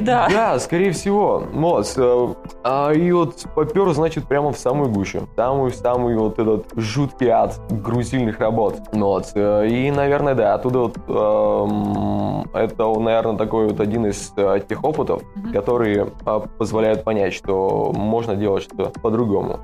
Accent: Omsk, Omsk Oblast, Russia; moved away as an adult; also born or lived in Ivanichi, Ukraine; now in Lviv, Ukraine; я из Омска, но сейчас я во Львове

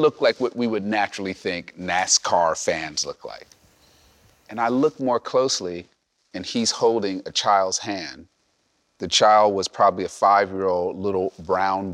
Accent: New Jersey, United States; growing up in New Jersey

